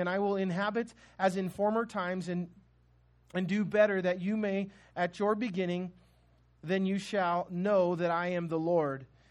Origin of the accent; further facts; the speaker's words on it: United States